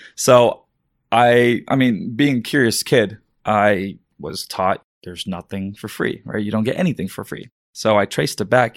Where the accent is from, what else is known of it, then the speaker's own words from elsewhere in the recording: Dallas, Texas, United States; also born or lived in Karachi, Pakistan / Virginia / Florida / Carrollton, Texas; moved from Virginia for a year, Florida for a year, settled in Dallas, Texas